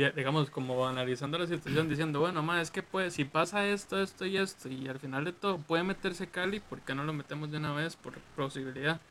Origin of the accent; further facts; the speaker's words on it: Costa Rica; aquí en Costa Rica